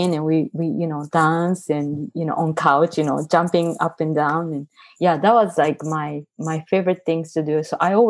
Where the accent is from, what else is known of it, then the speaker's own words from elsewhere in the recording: Tokyo, Japan; English is a second language; moved away as an adult; now in San Francisco, United States; I grew up in Tokyo.